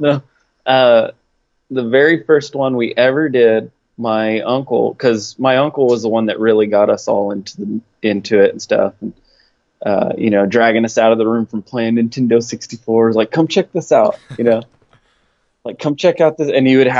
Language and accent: English; Clinton, Oklahoma, United States; And, yeah, it's a little tiny town called Clinton, Oklahoma. Everybody knows everybody and all that good stuff. It's a great town. I love it.